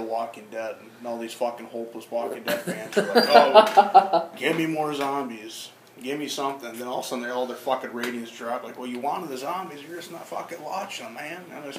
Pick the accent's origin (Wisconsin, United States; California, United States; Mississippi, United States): Wisconsin, United States; I'm a big from Wisconsin, so I love the North